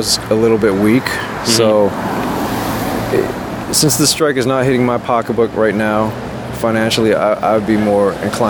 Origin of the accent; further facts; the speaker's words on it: Los Angeles, California, United States; In L.A.